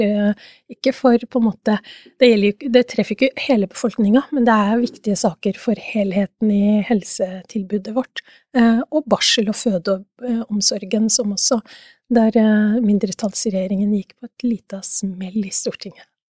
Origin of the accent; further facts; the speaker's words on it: Oslo, Norway; jeg er fra Oslo